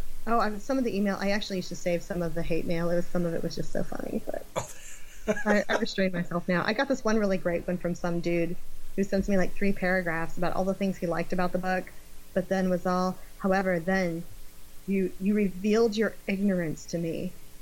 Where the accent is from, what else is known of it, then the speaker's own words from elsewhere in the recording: Gulf Coast, United States; also born or lived in Florida / Texas / Kentucky / Tennessee; I'm from the Gulf Coast. I grew up mostly in Florida, Texas, and ended up living in Kentucky and Tennessee.